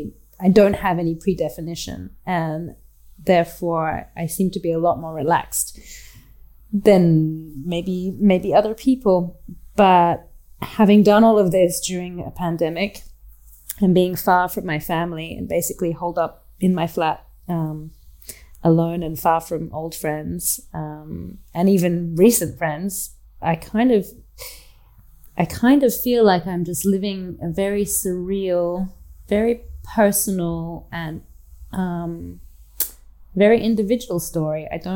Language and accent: English; Australia; And that I didn't necessarily feel growing up in Australia because, well, despite being half British, I wasn't Australian, and I didn't identify with the land